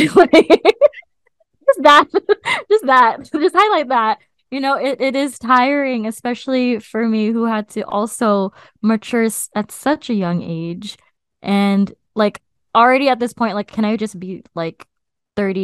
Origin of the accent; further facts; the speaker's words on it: United States; her having me here, as her first child here in the US